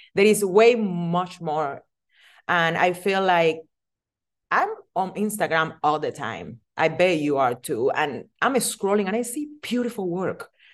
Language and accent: English; Cuba; English is a second language; moved away as an adult; also born or lived in Las Vegas, United States; now in United States; I'm original from Cuba. I'm immigrate to United States on two thousand four. Didn't speak any English.